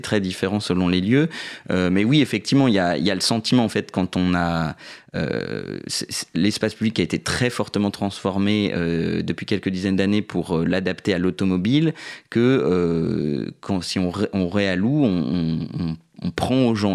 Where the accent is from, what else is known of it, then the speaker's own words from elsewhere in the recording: southern Paris suburbs, Île-de-France, France; je suis né euh, en banlieue parisienne sud, mais j'habite depuis maintenant 5-6 ans à Paris dans le 10e arrondissement